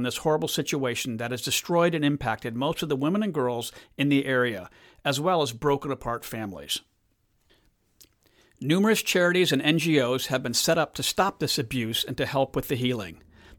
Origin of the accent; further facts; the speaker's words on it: Gemena, Nord-Ubangi, DR Congo; now in United States; I remember in 2013, I was visiting my hometown of Gemena in northwest Congo.